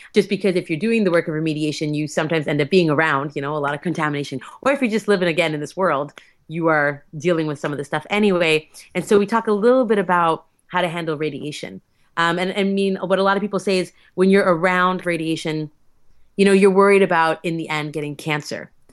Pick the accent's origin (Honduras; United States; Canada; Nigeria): Canada; Alberta; I'm from Alberta